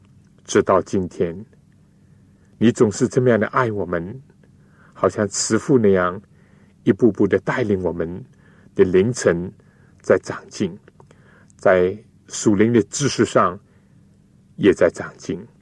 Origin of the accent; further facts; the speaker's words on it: China; 所以，我们中国人呢，就喜欢中庸，就所谓不左不右，或者说呢，不偏不倚